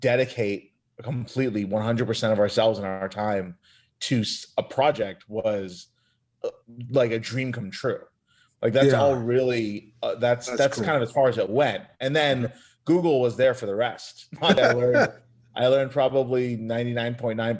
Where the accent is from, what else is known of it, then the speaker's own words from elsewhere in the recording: Seattle, Washington, United States; also born or lived in Chicago, Illinois; I grew up in Seattle